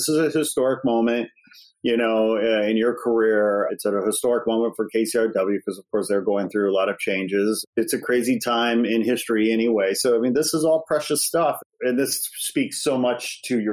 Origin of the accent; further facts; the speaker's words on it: Midwest, United States; moved away as an adult; also born or lived in Chicago; now in Los Angeles, United States; I'm from the Midwest